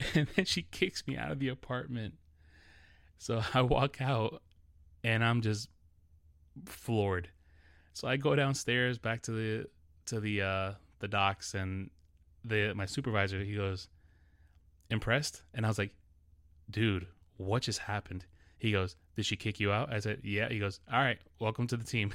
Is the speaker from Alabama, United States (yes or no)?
no; New York City, New York, United States; English is a second language; growing up in New York City